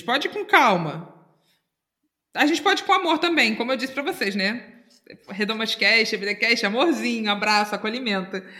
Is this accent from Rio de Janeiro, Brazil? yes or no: yes; Itacuruçá, Rio de Janeiro, Brazil; Pois é, eu sou de Itacuruçá.